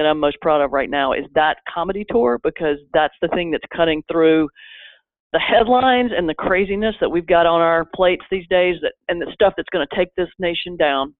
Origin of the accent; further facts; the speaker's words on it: the South, United States; now in New York, United States; being a Southerner in New York